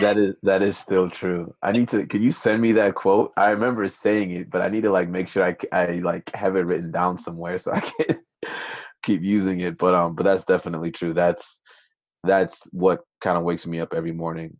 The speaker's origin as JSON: {"language": "English", "region": "Minnesota", "country": "United States", "tie": "born or raised there", "also_born_or_lived": "Nigeria", "said": "ended up immigrating to the United States when I was six with my family. Grew up in Minnesota"}